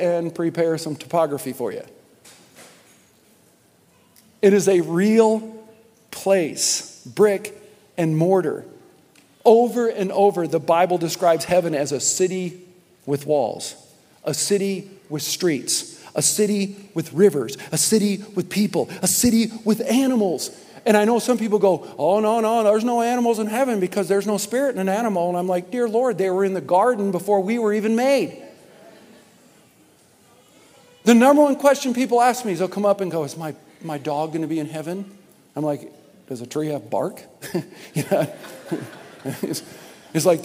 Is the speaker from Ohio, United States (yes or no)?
no; Michigan, United States; I was born in Michigan